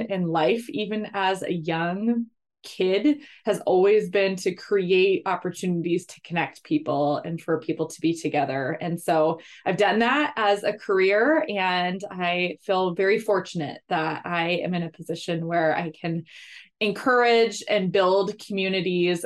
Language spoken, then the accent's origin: English; Midwest, United States; moved away as an adult; also born or lived in Phoenix metro area, Arizona; now in Minneapolis, United States; I live in Minneapolis with my family. I have three girls. They are 13, 11, and 9. And I grew up in the Midwest